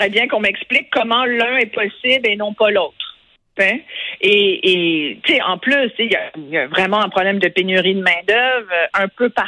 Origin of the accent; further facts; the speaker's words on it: Quebec, Canada; Aujourd'hui, moi, je suis québécoise, à part entière, puis mes enfants aussi